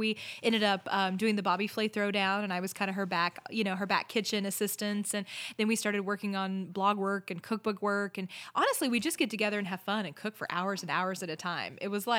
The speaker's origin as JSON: {"language": "English", "region": "Oklahoma", "country": "United States", "tie": "born or raised there", "said": "We're actually not. We're from the Grand Lake area. Still here in Oklahoma, but the Grand Lake area."}